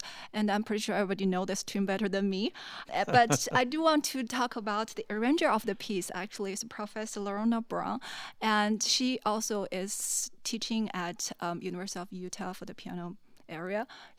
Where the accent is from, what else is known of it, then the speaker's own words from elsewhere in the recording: China; moved away as an adult; now in Cleveland, United States; Well, I was born in China and growing up in China, so I guess that's explain why I know a lot of like Chinese people. And then I came here actually to Cleveland, Ohio, did my master degree, and then here.